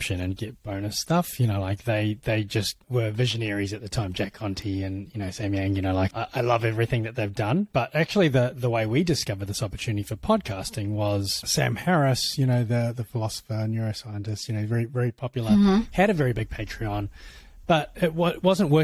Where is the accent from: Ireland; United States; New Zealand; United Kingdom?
New Zealand; It is from New Zealand. And so I was born and bred there